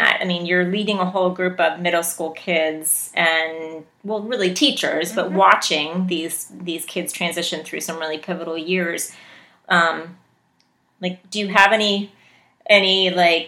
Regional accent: West Virginia, United States; moved away; I grew up in West Virginia

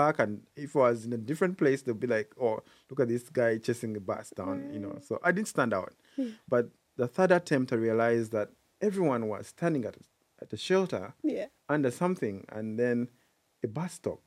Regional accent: Uganda; moved away as an adult; now in Philadelphia, United States; I was born and raised in Uganda, and I moved to Philadelphia when I was 24 in 2010.

